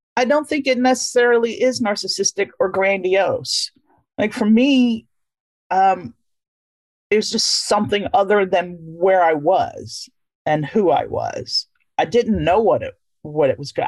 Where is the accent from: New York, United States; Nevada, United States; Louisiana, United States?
Louisiana, United States; moved away; I grew up in Louisiana, but I knew I was not of that place. I was from there, but not of there